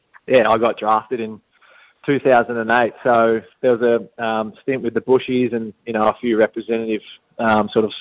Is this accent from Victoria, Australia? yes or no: yes; Tallygaroopna, Victoria, Australia; also born or lived in Katandra; I was born in Tallygroot